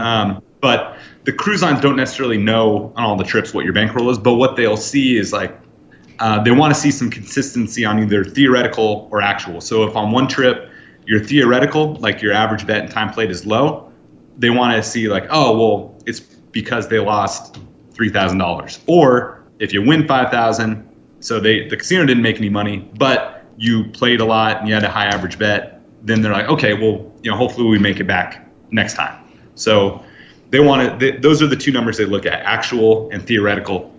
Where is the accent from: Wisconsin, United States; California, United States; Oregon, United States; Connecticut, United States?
California, United States; Northern; I grew up in Northern California